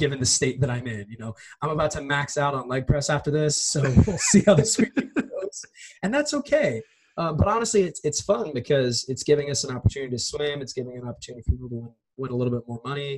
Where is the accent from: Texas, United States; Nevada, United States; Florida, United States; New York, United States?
Nevada, United States; Las Vegas; I grew up in Vegas